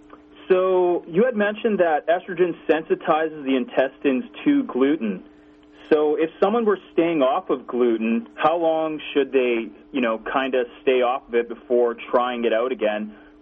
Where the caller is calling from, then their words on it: Kansas City, United States; Kansas City.